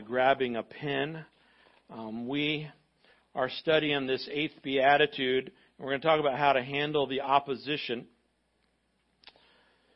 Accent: United States; as American Christians

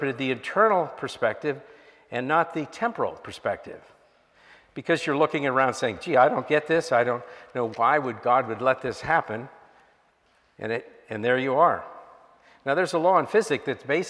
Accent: Miami, Florida, United States; I grew up in Miami in the 1960s

